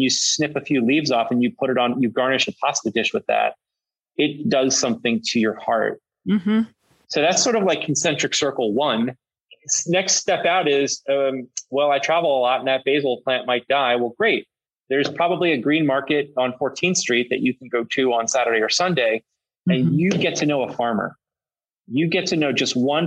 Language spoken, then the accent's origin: English; Pennsylvania, United States; I'm from Pennsylvania. I'm from a rural part of Pennsylvania where Rodale is based